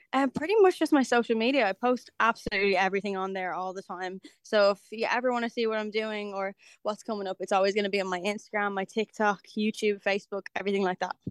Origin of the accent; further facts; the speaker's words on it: Dublin, Leinster, Ireland; kind of my hometown